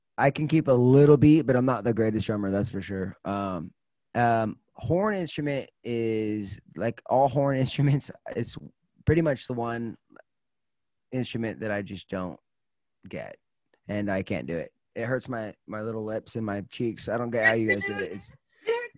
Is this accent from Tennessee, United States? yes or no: no; Los Angeles, California, United States; I grew up in Los Angeles, California